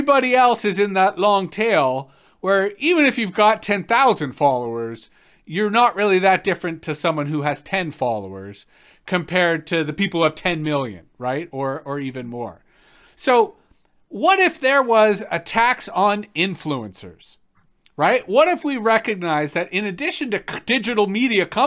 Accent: Canada; as Canadians

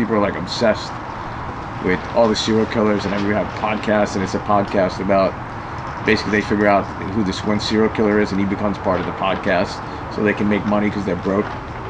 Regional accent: New York City, New York, United States; moved away as an adult; also born or lived in Upper West Side, New York; now in Los Angeles, United States; I grew up in Queens.

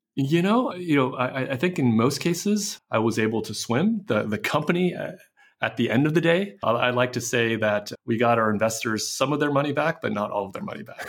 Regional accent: San Francisco, California, United States; I grew up in San Francisco

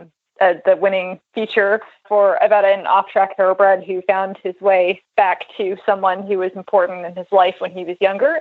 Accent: Central Virginia, United States; I grew up in Central Virginia

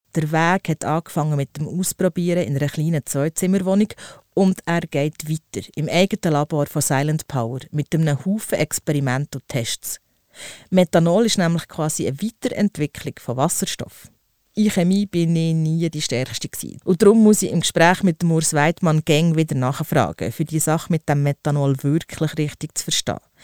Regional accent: Switzerland; bei uns in der Schweiz

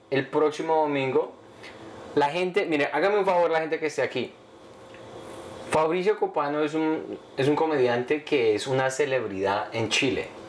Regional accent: Colombia; moved away; ser niño antes, sobre todo en Colombia

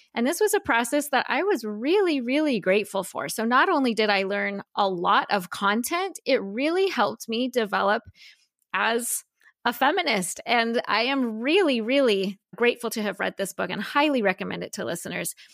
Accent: United States; a white woman who was born and raised in the United States

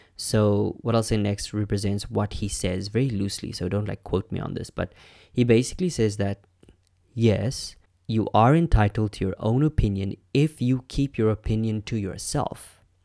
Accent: Namibia; I'm from Namibia, which was a German colony.

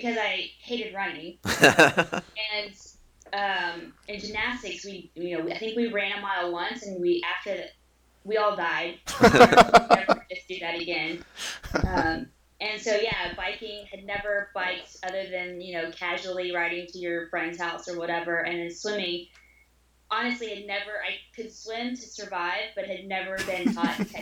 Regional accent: San Angelo, Texas, United States; now in Austin, United States; from San Angelo, Texas, kind of a little small town out towards West Texas

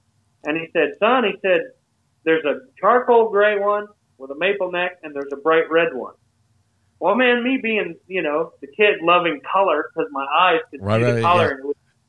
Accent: Maine, United States; moved away; also born or lived in Nashville, Tennessee; we're going to take you to Bangor, Maine, which was about a two-hour ride from my hometown.

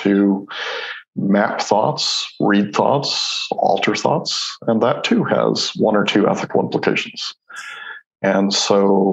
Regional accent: Mexico; moved away; So I grew up in Mexico

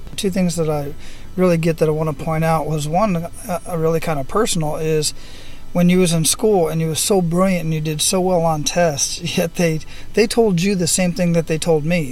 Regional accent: Phoenix, Arizona, United States; moved away; I'm originally from Phoenix, Arizona, so we do the same thing up there. The snow stays up in the mountains, but it is quite hot where I, where I grew up at, so I don't get back there very often.

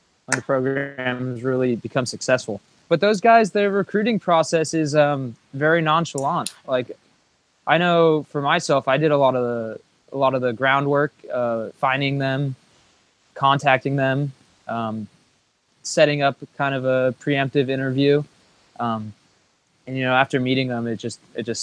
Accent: the Bay Area, California, United States; growing up in the Bay

